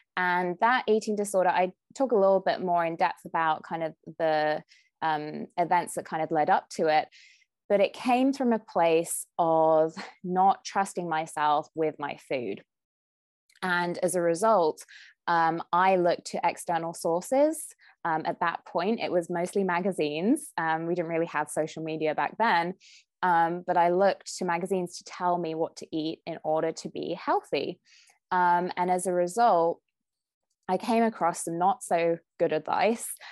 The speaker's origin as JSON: {"language": "English", "country": "United Kingdom", "moved": "as an adult", "lives_now": "California, United States", "said": "I'm a Brit with fair skin"}